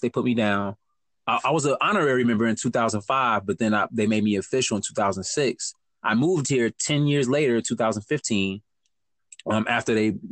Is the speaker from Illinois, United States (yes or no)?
yes; Chicago, Illinois, United States; also born or lived in Madison; growing up in Chicago